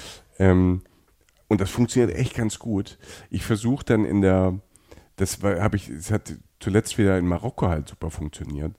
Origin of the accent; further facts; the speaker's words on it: Germany; wir kommen aus Deutschland